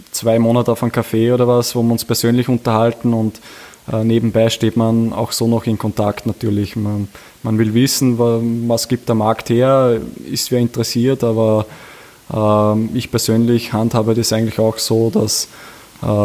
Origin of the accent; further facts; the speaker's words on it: Upper Austria, Austria; Wir, wir sind beide aus Oberösterreich und äh, ich, wir fühlen uns extrem wohl. Wir sind zu Hause in Linz